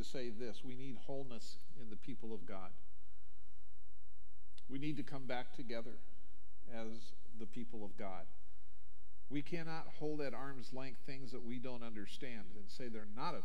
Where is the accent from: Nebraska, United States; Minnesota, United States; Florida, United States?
Nebraska, United States; Omaha; When I grew up in Omaha